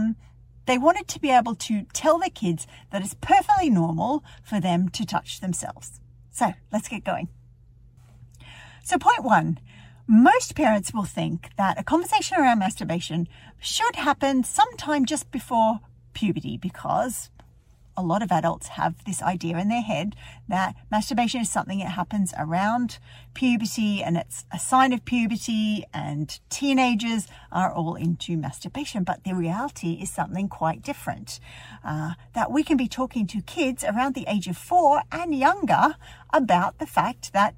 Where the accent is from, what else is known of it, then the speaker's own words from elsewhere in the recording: Melbourne, Victoria, Australia; moved away as an adult; now in Dublin, Ireland; I live in Ireland, in Dublin, but I'm from Melbourne originally.